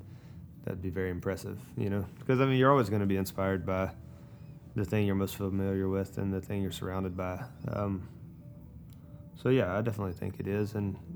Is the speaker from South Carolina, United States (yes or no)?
no; Warren County, North Carolina, United States; I grew up in Warren County, North Carolina